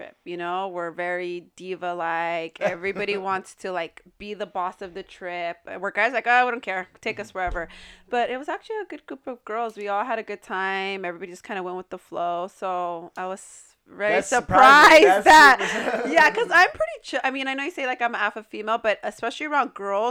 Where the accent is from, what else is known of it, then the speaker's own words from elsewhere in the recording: California, United States; I'm born and raised in California